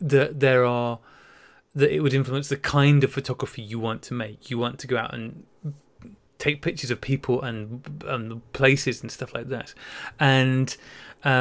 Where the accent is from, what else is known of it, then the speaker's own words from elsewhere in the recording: North Wales, United Kingdom; moved away; I grew up in North Wales